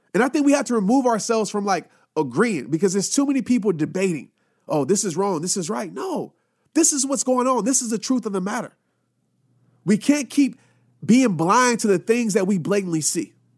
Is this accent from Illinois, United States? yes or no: no; Louisiana, United States; also born or lived in Arkansas; growing up, I lived in a city in Louisiana